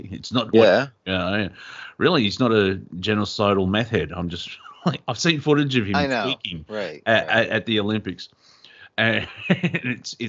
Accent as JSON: {"language": "English", "region": "England", "country": "United Kingdom", "tie": "born or raised there", "moved": "yes", "lives_now": "Australia", "said": "I was born in England, and I live in Australia"}